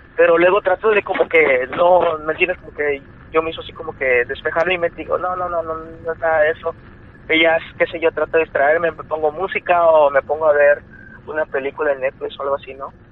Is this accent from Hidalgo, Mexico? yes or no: no; Veracruz, Mexico; Vivíamos en, yo soy de Veracruz, vivimos en Veracruz.